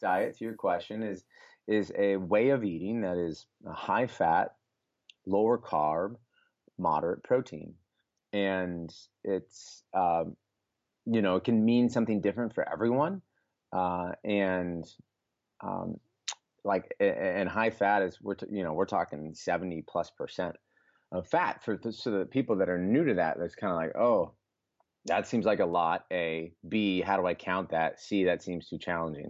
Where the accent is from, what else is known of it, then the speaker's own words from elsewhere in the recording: Des Moines, Iowa, United States; Born and raised in Des Moines, went to school at the University of Iowa in Iowa City